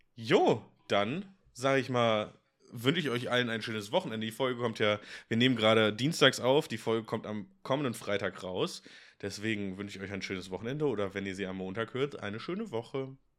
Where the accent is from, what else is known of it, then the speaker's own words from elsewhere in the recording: Bonn, North Rhine-Westphalia, Germany; now in Cologne, Germany; ich komme ja gebürtig aus Bonn